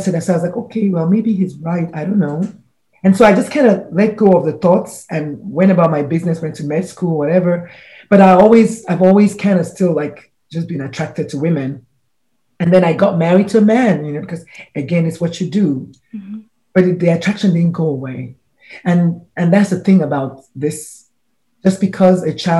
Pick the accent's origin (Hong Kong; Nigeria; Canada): Nigeria; I'm a Nigerian woman